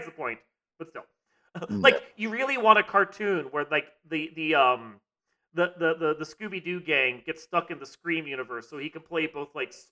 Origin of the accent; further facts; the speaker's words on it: United States; I'm American, I'm not Japanese